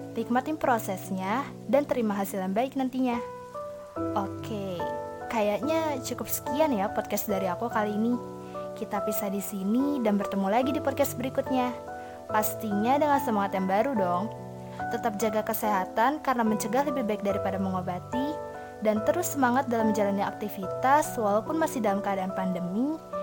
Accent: Bekasi, West Java, Indonesia; berasal dari Bekasi

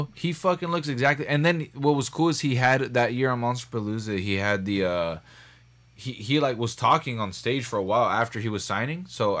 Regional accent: Los Angeles, California, United States; I'm from San Fernando Valley. You know, I'm from Granada Hills.

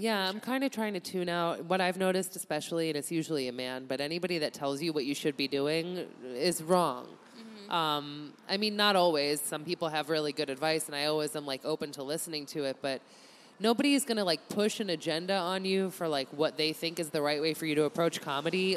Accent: Massachusetts, United States; moved away; also born or lived in Chicago; I grew up in Massachusetts

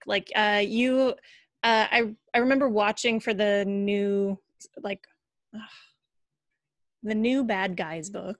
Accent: Upper Peninsula of Michigan, United States; I'm from the Upper Peninsula

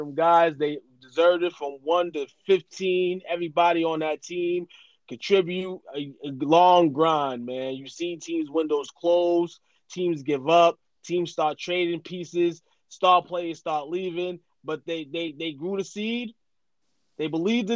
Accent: Massachusetts, United States; I'm from Massachusetts

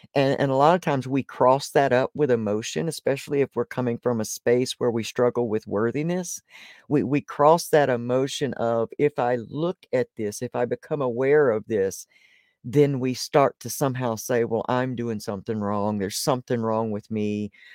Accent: Deep South, United States; I was born in the Deep South

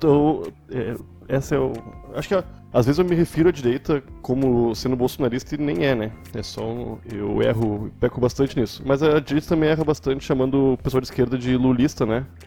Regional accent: Porto Alegre, Rio Grande do Sul, Brazil; also born or lived in Cachoeirinha; Eu sou de Porto Alegre, nascido e morando atualmente.

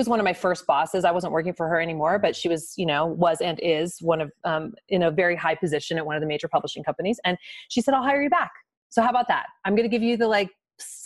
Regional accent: Midwest, United States; also born or lived in New York; now in Colorado, United States; I grew up in the Midwest

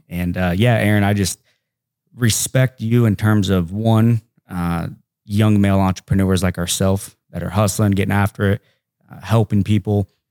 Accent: Hamilton, Ohio, United States; I'm just from Hamilton, Ohio

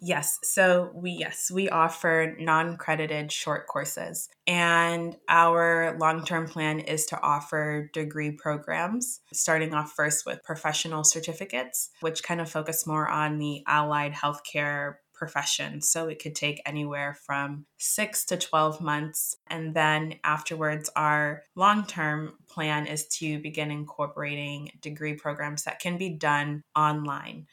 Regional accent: Boston, Massachusetts, United States; moved away as an adult; also born or lived in Kinshasa, Democratic Republic of the Congo / New Hampshire / London; now in Oslo, Norway; I was born in Kinshasa and I moved at a young age to Boston, and that's where I grew up

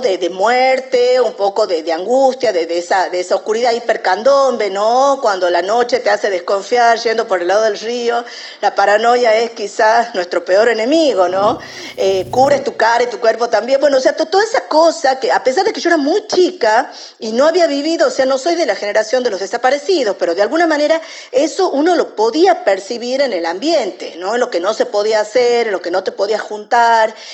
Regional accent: Tucumán, Argentina; como tucumana

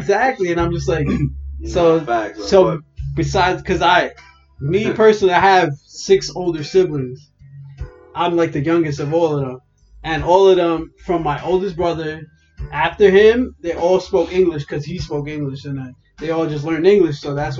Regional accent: New York City, New York, United States; I was born here. I was born in Coney Island Hospital.

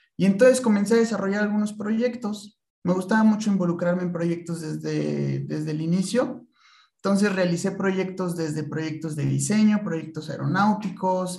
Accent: Tlaxcala, Mexico; moved away as an adult; also born or lived in Puebla / Querétaro; yo estudié toda mi vida en Tlaxcala y hasta la universidad fue que vine a Puebla, digo a Puebla, a Querétaro, es que nací en Puebla realmente

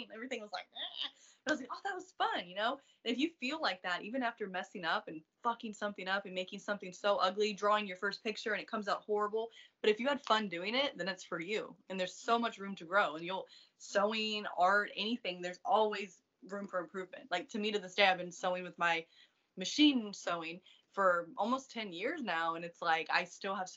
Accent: East Coast, United States; moved away as an adult; I'm from the East Coast

